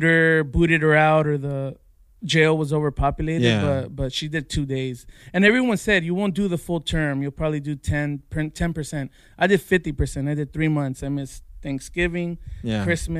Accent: La Puente, California, United States; moved away as an adult; also born or lived in Phoenix; I grew up in La Puente, which is in the San Gabriel Valley

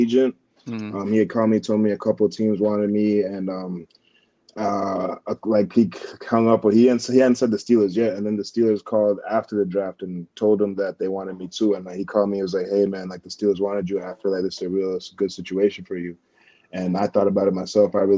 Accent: Kenya; also born or lived in Massachusetts; now in Pittsburgh, United States; growing up in Kenya my whole life

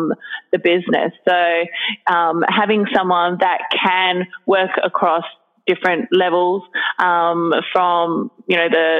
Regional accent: Australia; moved away as an adult; also born or lived in Hong Kong / Sydney; now in Singapore; I'm originally from Australia

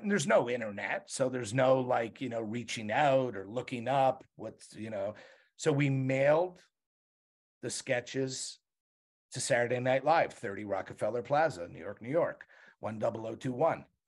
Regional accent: Montreal, Quebec, Canada; moved away; I grew up in Montreal.

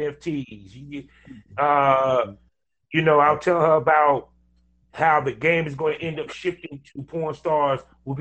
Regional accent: Durham, North Carolina, United States; I come from Durham, North Carolina, aka Black Wall Street

